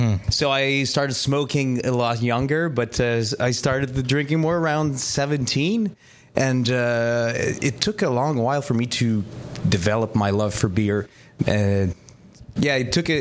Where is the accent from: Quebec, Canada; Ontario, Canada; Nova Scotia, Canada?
Quebec, Canada; Montreal; I came from Saint-Henri when it was still a mostly French neighborhood